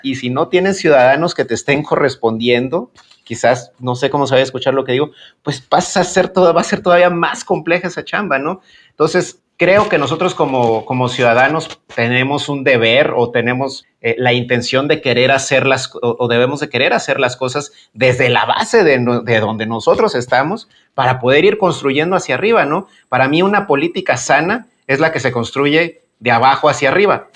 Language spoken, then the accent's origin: Spanish; Guanajuato, Mexico; el estado de Guanajuato, que es de donde, de donde yo soy